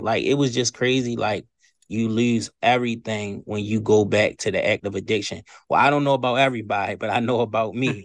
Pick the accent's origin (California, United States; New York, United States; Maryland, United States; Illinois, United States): Maryland, United States; Baltimore; moved away as an adult; now in Eastern Shore, Maryland, United States; I've been in Baltimore, Maryland all my life